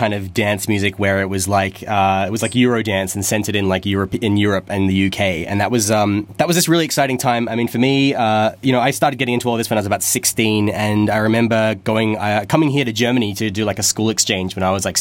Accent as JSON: {"language": "English", "town": "Canberra", "region": "Australian Capital Territory", "country": "Australia", "tie": "born or raised there", "said": "the university in Canberra, my hometown."}